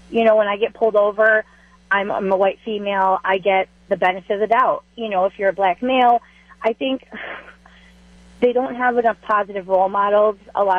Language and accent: English; Waukesha, Wisconsin, United States; I grew up in Waukesha, and I'm white.